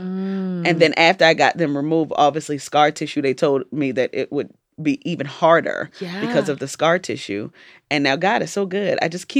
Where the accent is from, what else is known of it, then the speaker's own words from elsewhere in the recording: Jamaica; I'm Jamaican, so, like, we eat food for